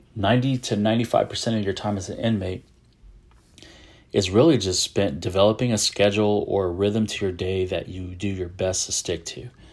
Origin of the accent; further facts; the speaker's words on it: San Antonio, Texas, United States; I am a Texan. I'm from San Antonio, Texas